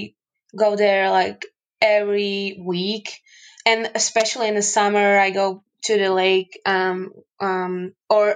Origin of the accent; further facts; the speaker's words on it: Michalovce, Košice Region, Slovakia; also born or lived in Finland; I live in the eastern part of Slovakia, Michalovce. It's my hometown.